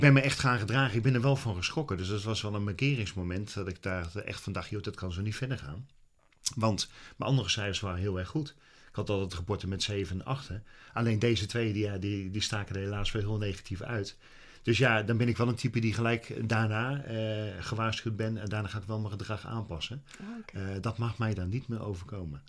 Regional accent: Utrecht, Netherlands; ik ben groot geworden in Utrecht

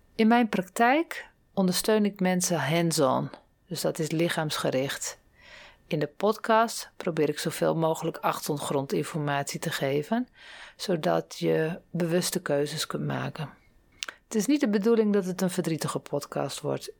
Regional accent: Groningen, Netherlands; now in Dronten, Netherlands; Van oorsprong kom ik uit Groningen. Daar ben ik niet geboren, maar wel grootgebracht

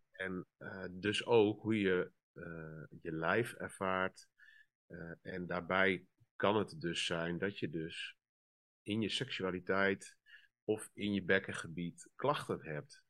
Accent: northern Netherlands, Netherlands; ik kom uit het noorden uit een wat eh, conservatieve gemeenschap eigenlijk.

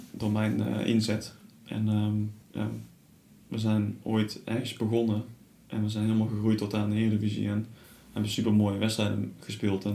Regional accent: Tilburg, North Brabant, Netherlands; also born or lived in Sliedrecht; ik kom zelf uit Tilburg

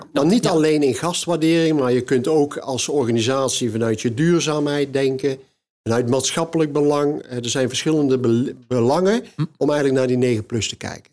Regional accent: Kaatsheuvel, North Brabant, Netherlands; bij ons in Kaatsheuvel

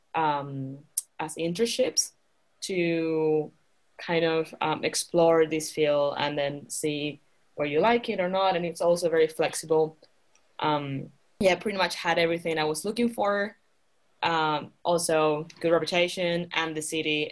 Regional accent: Canary Islands, Spain; moved away as an adult; also born or lived in United Kingdom; now in Utrecht, Netherlands; I'm from Spain. I'm from the Canary Islands

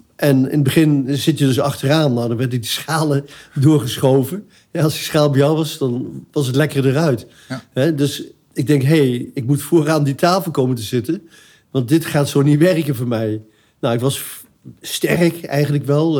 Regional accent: Arnhem, Gelderland, Netherlands; also born or lived in Eindhoven; ik ben opgegroeid in Arnhem.

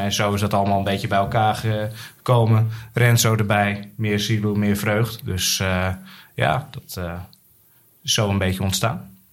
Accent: Alkmaar, North Holland, Netherlands; moved away as an adult; now in Utrecht, Netherlands; Ik ben geboren en getogen in Alkmaar, maar alweer flinke tijd woonachtig in Utrecht

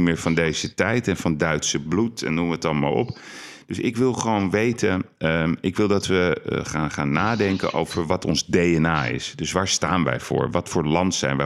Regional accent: Amsterdam, North Holland, Netherlands; we zijn Amsterdammers

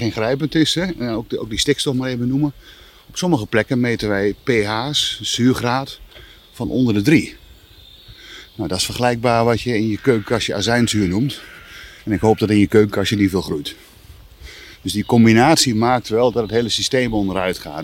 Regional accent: near Gees, between Coevorden and Emmen, Drenthe, Netherlands; moved away; also born or lived in Wageningen; Ik ben opgegroeid in Drenthe vlakbij de, wat we toen de boswachterij e Gees uh, eh, noemden, tussen Veen en Emmen

